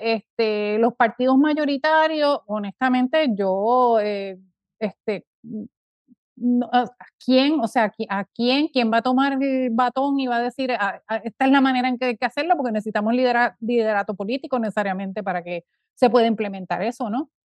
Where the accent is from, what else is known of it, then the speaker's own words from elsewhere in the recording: Puerto Rico; moved away; cuando me fui de Puerto Rico